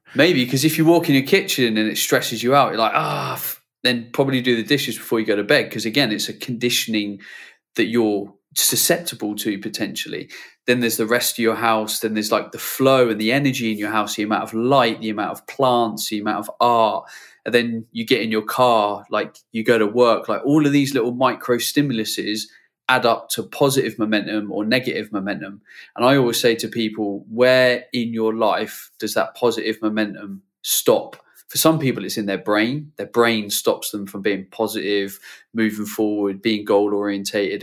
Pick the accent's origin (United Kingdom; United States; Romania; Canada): United Kingdom; as a Brit